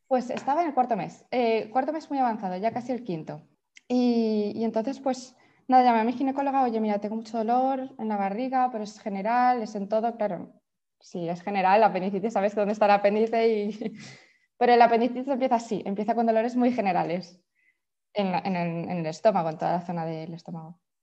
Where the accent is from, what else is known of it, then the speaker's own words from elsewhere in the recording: Valencia, Valencian Community, Spain; moved away as an adult; now in Sant Cugat del Vallès, Spain; soy de Valencia como tú, pero me mudé a Barcelona por mi marido